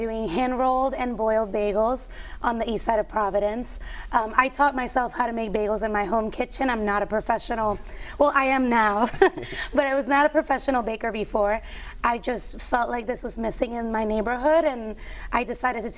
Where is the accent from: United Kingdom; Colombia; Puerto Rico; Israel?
Puerto Rico; moved away as an adult; I was born and raised in Puerto Rico.